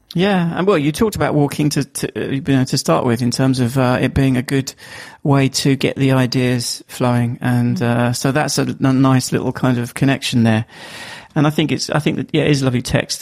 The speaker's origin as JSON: {"language": "English", "country": "United Kingdom", "accent": "Estuary English", "said": "you have to listen to my estuary English, as they call it, um, my my accent."}